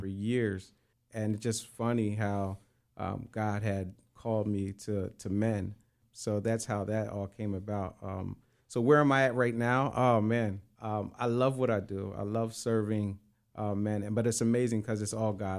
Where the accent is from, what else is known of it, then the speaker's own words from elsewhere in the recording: Coatesville, Pennsylvania, United States; also born or lived in Lancaster, Pennsylvania; I was born and raised in Coatesville, Pennsylvania, but uh, I uh, spent most of my life and my adulthood in Lancaster